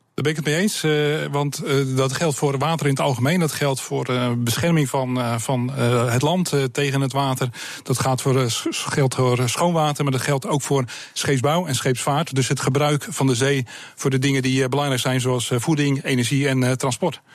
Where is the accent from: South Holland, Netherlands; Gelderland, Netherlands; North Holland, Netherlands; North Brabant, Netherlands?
South Holland, Netherlands; Sliedrecht; Ik kom uit Ziederecht, ik ben een baggeraar